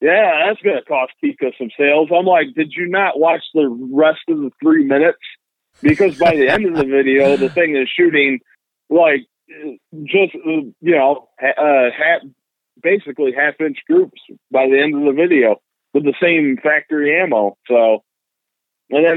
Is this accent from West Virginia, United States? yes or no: no; rural New York, United States; basically lived out in rural New York, you know, all my life